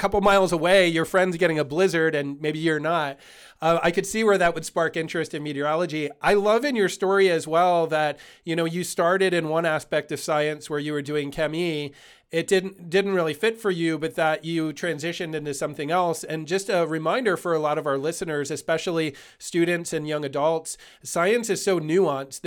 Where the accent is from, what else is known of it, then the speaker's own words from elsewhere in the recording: Eastern Pennsylvania, United States; moved away; I grew up in Eastern Pennsylvania